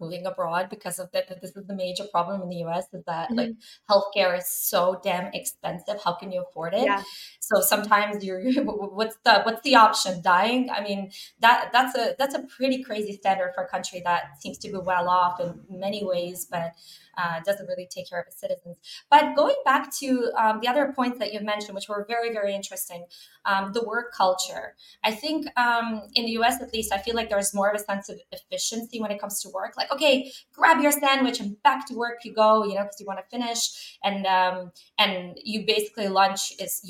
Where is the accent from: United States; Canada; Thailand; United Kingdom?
Canada; I'm from Canada